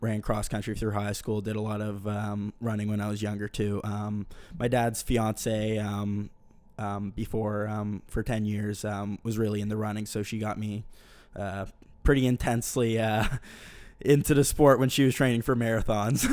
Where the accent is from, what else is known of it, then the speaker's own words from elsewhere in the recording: Bedford, Nova Scotia, Canada; I'm from Bedford.